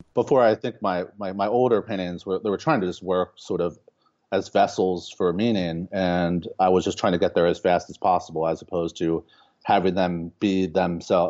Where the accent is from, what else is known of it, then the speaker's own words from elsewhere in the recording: Baltimore, Maryland, United States; moved away as an adult; now in Lincoln, Nebraska, United States; I grew up in, uh, in Baltimore.